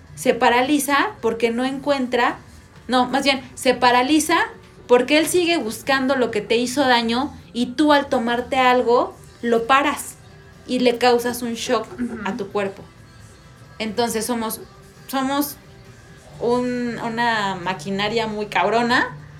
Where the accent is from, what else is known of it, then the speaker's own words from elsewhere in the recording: Mexico; como mexicanos